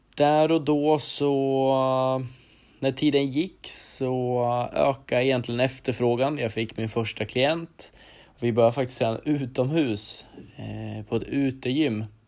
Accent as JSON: {"language": "Swedish", "town": "Arboga", "region": "Västmanland", "country": "Sweden", "tie": "born or raised there", "said": "född och uppvuxen i Arboga där jag även idag bor"}